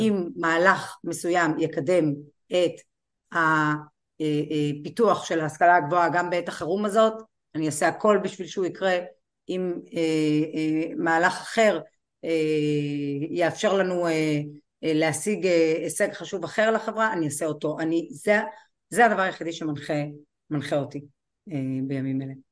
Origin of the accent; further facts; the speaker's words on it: Kiryat Malakhi, Southern District, Israel; ואני נולדתי וגדלתי בקריית מלאכי